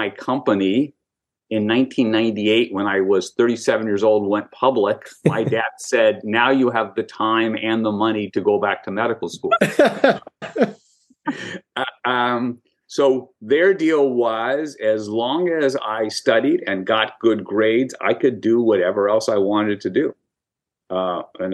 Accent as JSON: {"language": "English", "town": "Manhattan Beach", "region": "California", "country": "United States", "tie": "born or raised there", "also_born_or_lived": "Hollywood", "said": "I grew up in Manhattan Beach, four blocks from the beach, two blocks from the pier"}